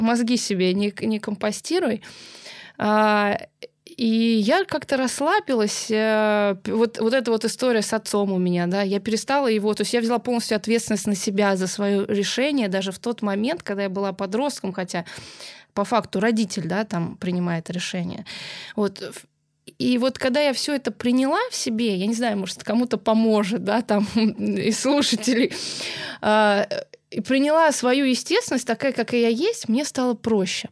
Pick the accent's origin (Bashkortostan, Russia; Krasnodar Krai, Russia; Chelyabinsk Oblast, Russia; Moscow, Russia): Moscow, Russia; я москвичка